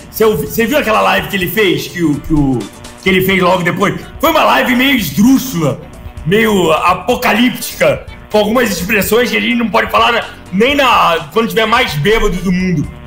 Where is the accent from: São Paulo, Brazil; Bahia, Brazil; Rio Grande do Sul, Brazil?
São Paulo, Brazil; sou paulista, né, Léo? Minha margem é sertanejo.